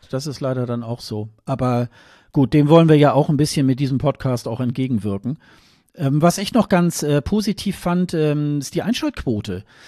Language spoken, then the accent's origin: German; Germany; als Deutsche